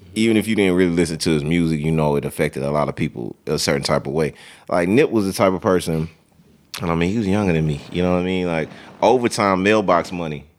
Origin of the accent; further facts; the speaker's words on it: South Louisiana, United States; moved away as an adult; now in Dallas, United States; I'm from South Louisiana